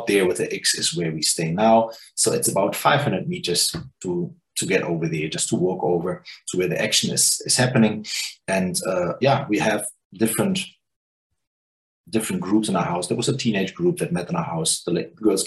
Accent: Germany; also born or lived in New Zealand; now in Cape Town, South Africa; I'm from Germany

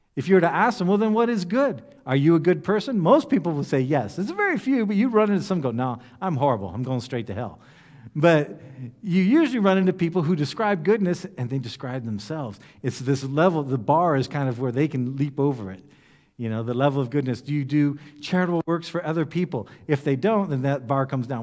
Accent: United States; among ourselves in the U S Baptists

